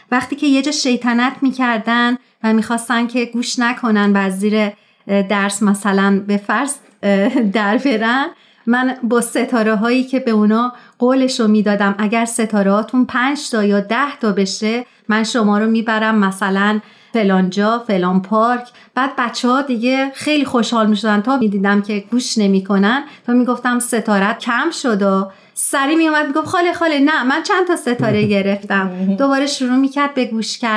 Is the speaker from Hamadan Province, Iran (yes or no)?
no; Tehran, Tehran Province, Iran; born there; moved away; در شهر تهران و در یک خانواده پرجمعیت به دنیا اومدم دو تا دختر دارم و با دخترام الان خارج از ایران زندگی میکنم